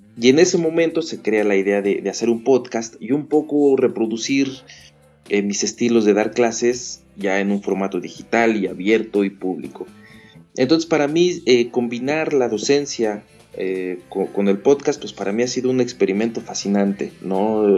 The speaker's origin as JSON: {"language": "Spanish", "region": "Mexico City", "country": "Mexico", "tie": "born or raised there", "also_born_or_lived": "Querétaro, Mexico", "moved": "as an adult", "lives_now": "Canada", "said": "no estoy en mi ciudad natal, que es la Ciudad de México"}